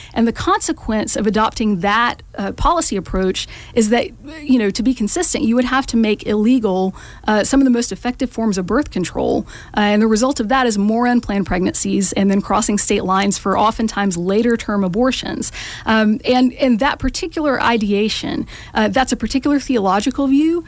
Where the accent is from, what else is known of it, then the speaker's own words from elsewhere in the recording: Macon, Georgia, United States; also born or lived in Kansas City / Athens, Georgia; I grew up in Macon